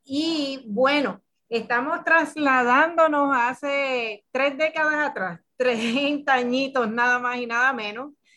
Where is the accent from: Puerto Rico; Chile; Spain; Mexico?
Puerto Rico; nosotras somos de Puerto Rico, de un país caribeño y afrocaribeño